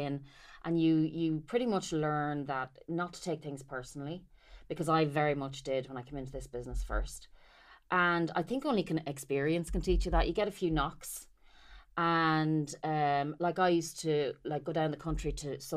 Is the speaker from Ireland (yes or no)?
yes; Carlow, Leinster, Ireland; moved away as an adult; also born or lived in Dublin; I'm a country bumpkin. I'm from Carlow